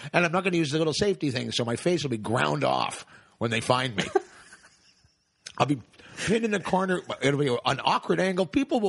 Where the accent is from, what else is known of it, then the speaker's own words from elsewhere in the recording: Toronto, Ontario, Canada; But I grew up around Woodbine in Queens.